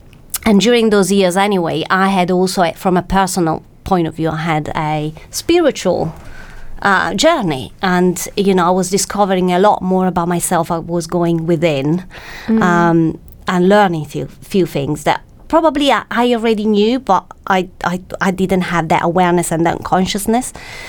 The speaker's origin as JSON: {"language": "English", "country": "Italy", "second_language": "English", "lives_now": "United Kingdom", "said": "Well, my fellow Italians say I speak perfect English with actually a perfect English accent."}